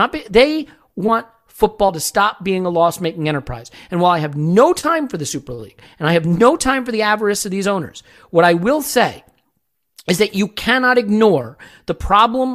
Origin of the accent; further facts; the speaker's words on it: New York area, United States; also born or lived in Chicago; I was born in Chicago, developed my Chicago sports loyalties young, but actually was raised in the New York area